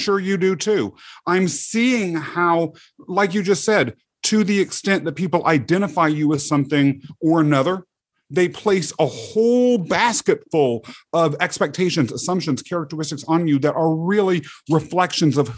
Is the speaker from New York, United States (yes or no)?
no; Topeka, Kansas, United States; also born or lived in England; They raised me mostly in the outskirts of the capital city of Kansas, Topeka